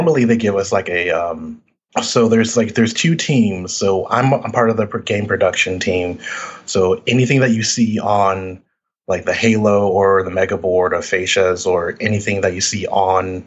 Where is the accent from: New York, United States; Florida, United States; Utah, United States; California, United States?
Florida, United States; Orlando; now in Atlanta, United States; I grew up in Orlando, Florida